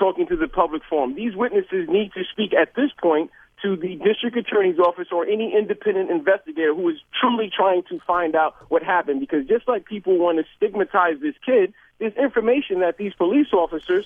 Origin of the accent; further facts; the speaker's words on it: New York City, New York, United States; I grew up in Brooklyn, in Brownsville, and other areas.